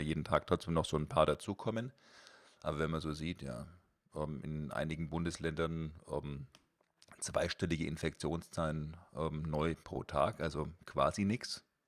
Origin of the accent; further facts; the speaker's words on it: Germany; bei uns in Deutschland